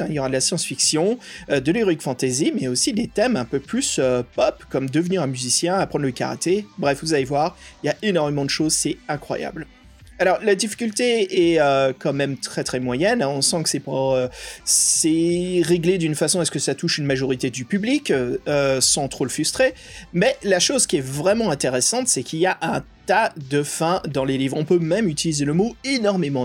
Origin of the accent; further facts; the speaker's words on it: United States; moved away; une grande partie de mon enfance aux USA